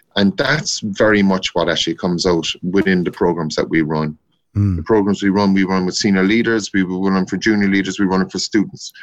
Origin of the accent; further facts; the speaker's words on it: North Cork, Munster, Ireland; moved away as an adult; now in Dublin, Ireland; I'm a Corkman from North Cork